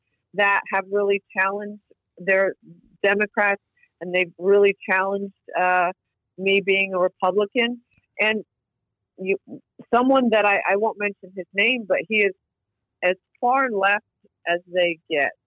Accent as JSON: {"language": "English", "region": "North Carolina", "country": "United States", "also_born_or_lived": "McAllen, Texas", "moved": "yes", "lives_now": "Austin, United States", "said": "I came from North Carolina originally."}